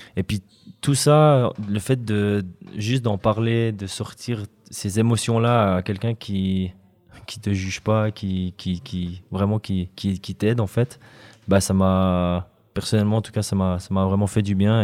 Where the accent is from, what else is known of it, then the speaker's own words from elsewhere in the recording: Fribourg, Switzerland; en tant que Fribourgeois